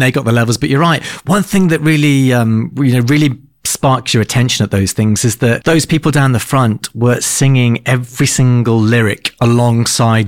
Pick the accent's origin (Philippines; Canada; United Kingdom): United Kingdom; moved away as an adult; now in Australia; I'm a Brit. I arrived in Australia back in 2016